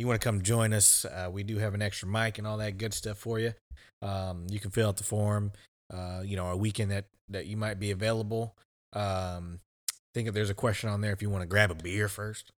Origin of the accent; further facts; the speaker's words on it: Pflugerville, Texas, United States; also born or lived in Austin, Texas; I came from Austin. I went back to Austin School District for fifth grade with hood rats